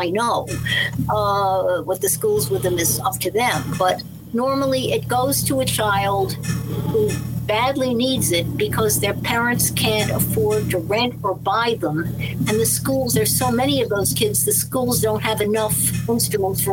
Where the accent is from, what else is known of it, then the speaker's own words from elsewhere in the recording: Scarsdale, New York, United States; I grew up in Scarsdale.